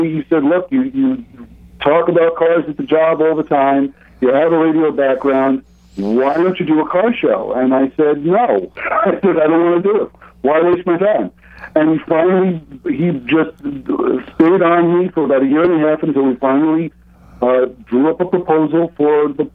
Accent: New York City, New York, United States; I'm from Brooklyn originally, so I lived in what I like to call Saturday Night Fever Land.

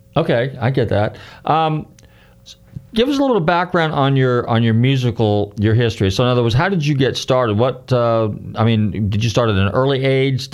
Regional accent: Northern California, United States; I grew up in Northern California, so I'm from that area. So I, I grew up in the '60s

